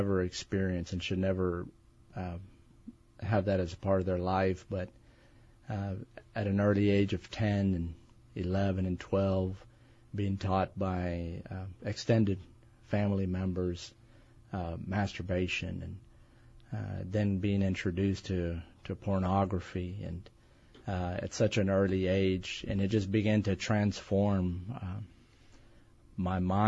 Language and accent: English; East Texas, United States; I'm from Texas. Good. Born and raised all my life, and grew up in East Texas